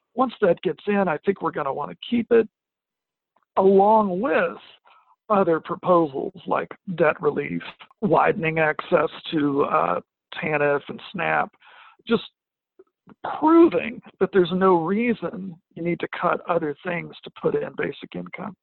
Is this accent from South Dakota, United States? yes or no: no; Arkansas Delta, United States; now in Western Massachusetts, United States; I grew up in the Arkansas uh, Delta